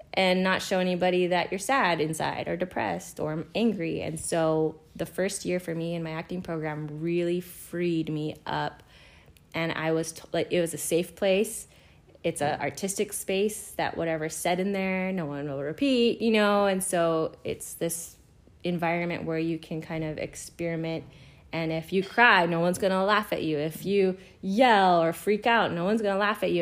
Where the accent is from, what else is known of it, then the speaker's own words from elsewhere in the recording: Kauai, Hawaii, United States; moved away as an adult; now in Los Angeles, United States; I grew up on Kauai, Hawaii, and uh, I grew up surfing actually against Bethany Hamilton in real life